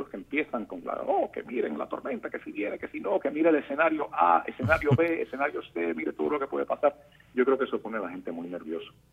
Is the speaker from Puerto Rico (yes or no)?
yes; Puerto Rico; now in Miami, United States; nosotros los puertorriqueños